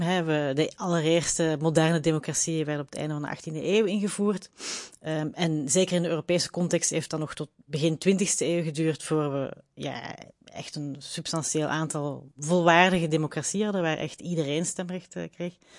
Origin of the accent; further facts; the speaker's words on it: Belgium; als Belg